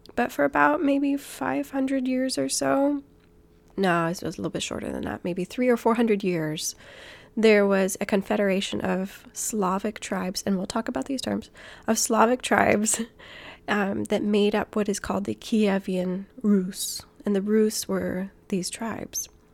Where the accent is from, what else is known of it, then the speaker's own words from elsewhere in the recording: Guam; I grew up on Guam. My dad is from New Zealand, and I'm American.